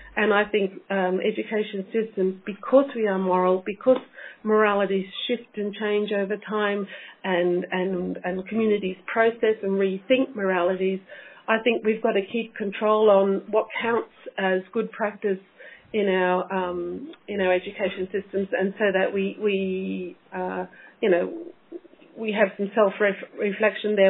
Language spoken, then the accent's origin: English; Australia; moved away as an adult; now in Scotland, United Kingdom; I'm an Australian, uh, so coming to Scotland was again another adventure for me